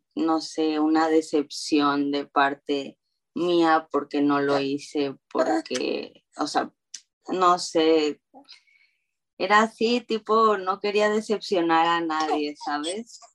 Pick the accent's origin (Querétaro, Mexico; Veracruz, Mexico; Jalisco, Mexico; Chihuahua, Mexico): Veracruz, Mexico; Xico; moved away as an adult; also born or lived in Montana; now in California, United States; yo soy de México, de Veracruz, y crecí ahí toda mi vida hasta los 18